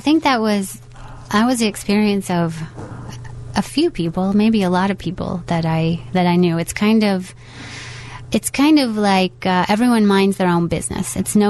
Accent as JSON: {"language": "English", "region": "the Ozarks", "country": "United States", "tie": "born or raised there", "said": "there are a lot of things about my experience growing up in the Ozarks that are like that."}